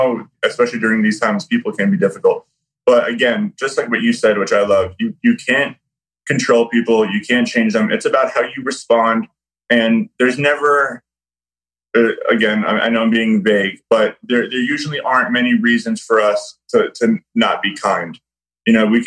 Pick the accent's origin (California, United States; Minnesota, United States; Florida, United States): Florida, United States; also born or lived in New York; I was raised in Florida.